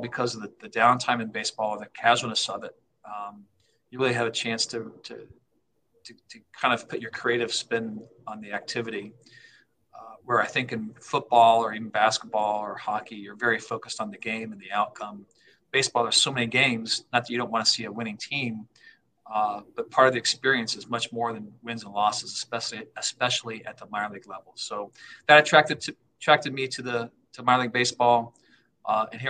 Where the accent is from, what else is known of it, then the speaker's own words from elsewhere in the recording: Ohio, United States; moved away; I grew up in Ohio